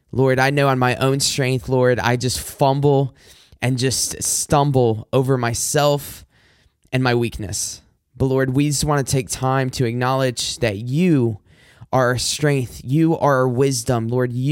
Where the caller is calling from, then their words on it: Macomb, Michigan, United States; I'm recording from Macomb, Michigan. If you're not familiar with the Detroit metro area, then I am about